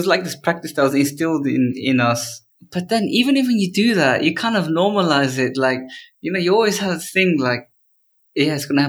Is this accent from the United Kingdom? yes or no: yes; England, United Kingdom; when I was growing up in England